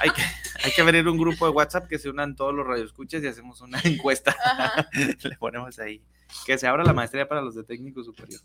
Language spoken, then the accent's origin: Spanish; Guadalajara, Jalisco, Mexico; soy nacido aquí de Guadalajara, tengo 33 años